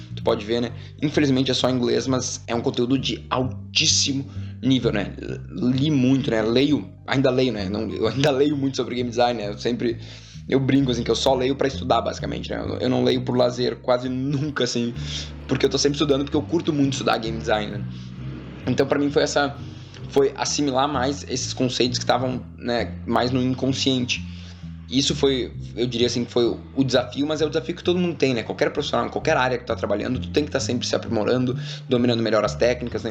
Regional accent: Porto Alegre, Rio Grande do Sul, Brazil; moved away as an adult; now in São Paulo, Brazil; lá no sul, né, que eu sou de Porto Alegre

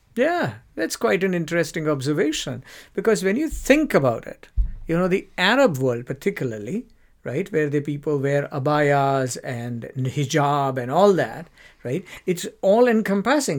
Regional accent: India; moved away as an adult; now in United Kingdom; when I grew up in India.

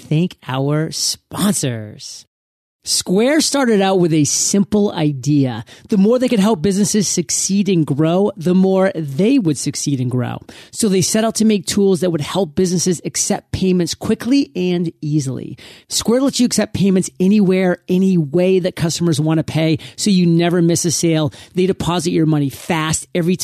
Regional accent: Maine, United States; I come from Maine. I wasn't necessarily exposed to the world.

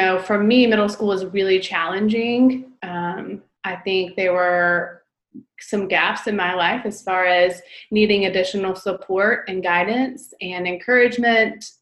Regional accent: Greenville, South Carolina, United States; also born or lived in Winter Park, Colorado; I was born in Greenville, South Carolina, and have lived here for most

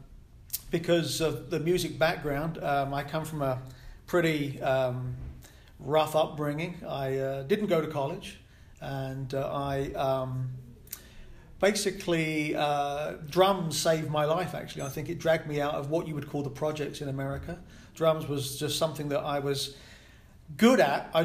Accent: London, United Kingdom; moved away as an adult; now in Kansas City, United States; I'm born and raised, obviously, in United Kingdom

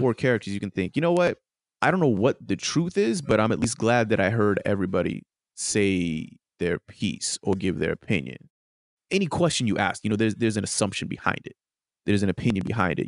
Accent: United States; as an American

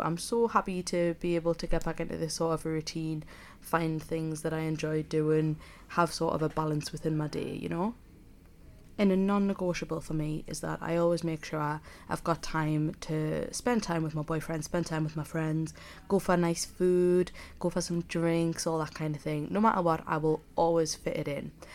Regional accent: South Shields, North East England, United Kingdom; accent: Geordie; moved away as an adult; now in Leeds, United Kingdom; I'm a Geordie, if you can't already tell. I'm from Sunny South Shields, So I suppose I'm technically a sand dancer

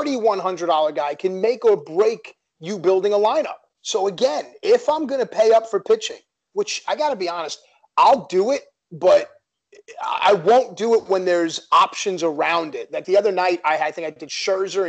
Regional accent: New York City, New York, United States; I grew up in Queens, in Bayside, Queens.

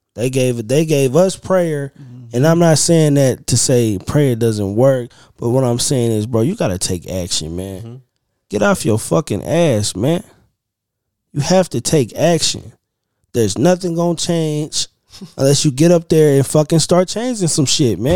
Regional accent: Oklahoma, United States; I'm from Oklahoma

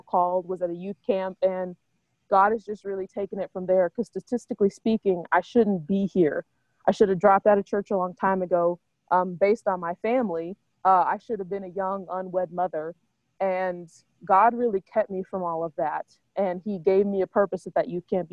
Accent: Oklahoma, United States; moved away as an adult; now in St. Paul, United States; I grew up in Oklahoma.

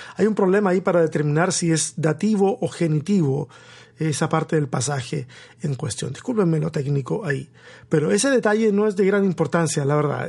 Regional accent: Tomé, Biobío, Chile; now in Austin, United States; mi pueblo, mi pueblo allá, allá en Chile, en la región del Biobío, ese pueblo costero llamado Tomé

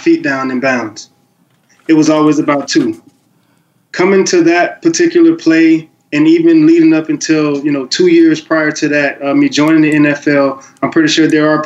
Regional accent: the Muck, Florida, United States; the Muck, which is my hometown

